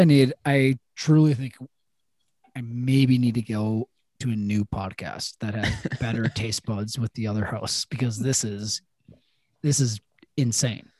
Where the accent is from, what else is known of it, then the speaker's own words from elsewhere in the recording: Madison, Wisconsin, United States; also born or lived in Milwaukee; growing up in Madison or even like Milwaukee